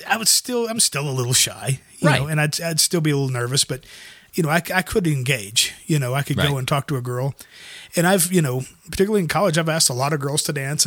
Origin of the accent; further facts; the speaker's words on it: the South, United States; I come from the South.